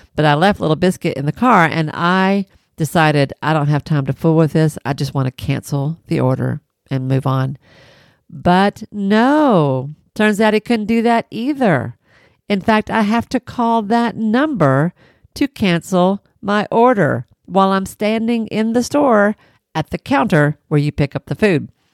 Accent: Tennessee, United States; I'm from Tennessee

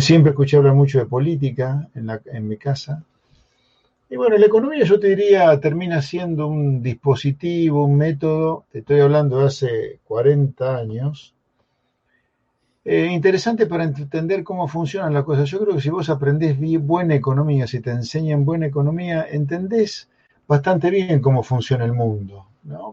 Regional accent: Pergamino, Buenos Aires Province, Argentina; moved away as an adult; now in San Isidro, Argentina; el Pergamino que yo viví desde que nací hasta que me fui a hacer la colimba, 17 años, ponerle casi 18

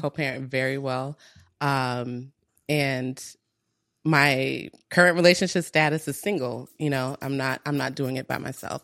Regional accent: Minnesota, United States; moved away as an adult; also born or lived in Togo / Nigeria; grew up in Minnesota

